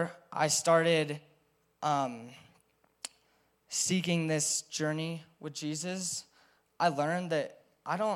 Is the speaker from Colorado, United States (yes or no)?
yes; Crested Butte, Colorado, United States; growing up in Crested Butte